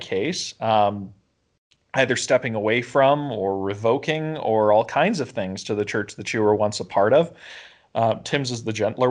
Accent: Canada; as Canadians and as Canadian Christians

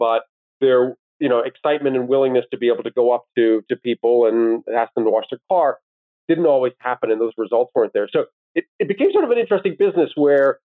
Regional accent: Owen Sound, Ontario, Canada; also born or lived in Washington, D.C.; now in Toronto, Canada; Both my wife and I grew up in Owen Sound

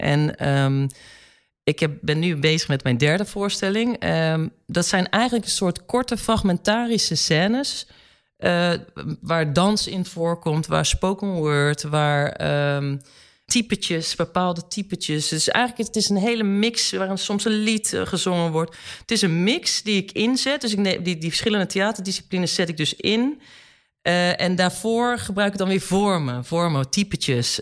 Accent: Gouda, South Holland, Netherlands; now in Amsterdam, Netherlands; wij zijn eh, geboren en getogen in Gouda

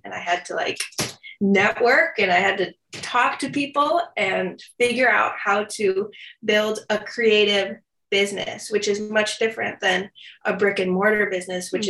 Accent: Chicago, Illinois, United States; i grew up in the south suburbs of chicago

